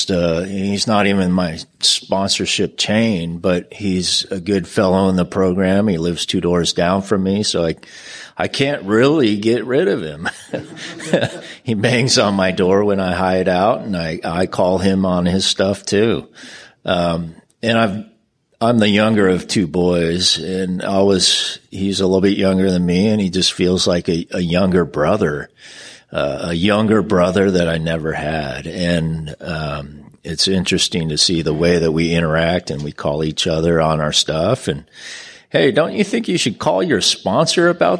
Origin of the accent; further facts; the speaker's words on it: San Diego, California, United States; I'm from San Diego